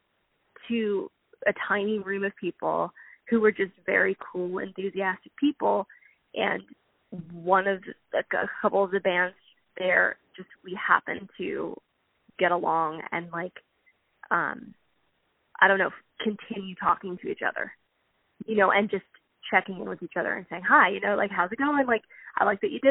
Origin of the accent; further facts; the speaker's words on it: Pennsylvania, United States; now in Southern California, United States; I'm originally from Pennsylvania, and I moved out here in 2010.